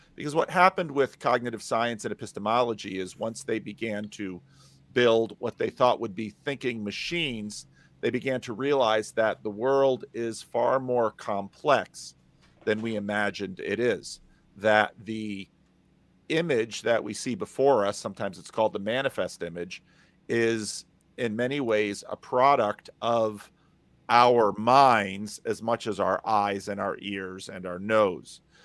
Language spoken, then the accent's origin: English; New Jersey, United States; now in Sacramento, United States; I grew up in New Jersey